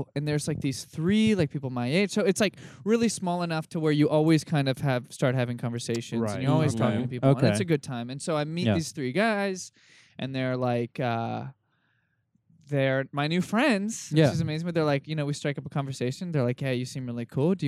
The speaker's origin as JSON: {"language": "English", "region": "Midwest", "country": "United States", "also_born_or_lived": "Chicago", "moved": "as an adult", "lives_now": "California, United States", "said": "I'm from the Midwest"}